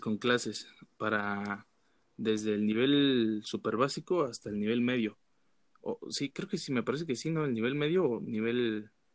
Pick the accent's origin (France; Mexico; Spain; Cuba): Mexico; Pátzcuaro, Michoacán; yo de, de Pátzcuaro, eh, a las afueras, de hecho